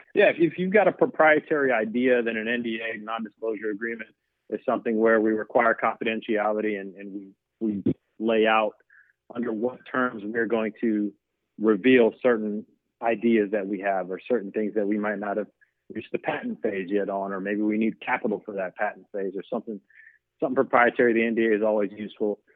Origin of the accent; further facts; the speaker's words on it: the South, United States; I'm from the South